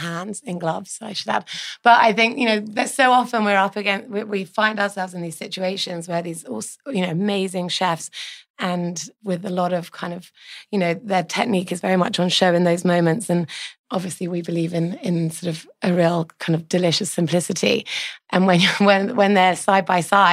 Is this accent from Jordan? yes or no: no; United Kingdom; moved away as an adult; now in New York City, United States; I'm just a Brit. Born and bred.